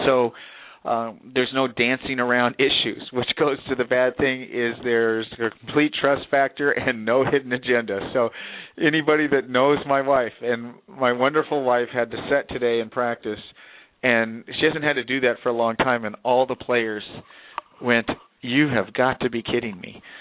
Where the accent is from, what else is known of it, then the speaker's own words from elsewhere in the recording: Southern California, United States; moved away; I grew up in Southern California